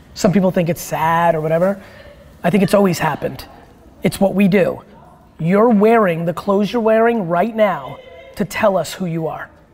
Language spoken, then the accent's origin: English; Dover, United States; English is a second language; I wasn't born here my first interaction with American kids when I was like four in Dover